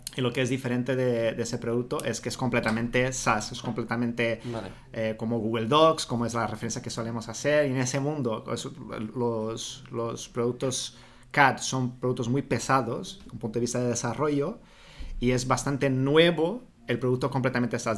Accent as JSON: {"language": "Spanish", "country": "Brazil", "also_born_or_lived": "Rio de Janeiro", "second_language": "Spanish", "moved": "yes", "said": "Yo soy de Brasil y me formé en periodismo"}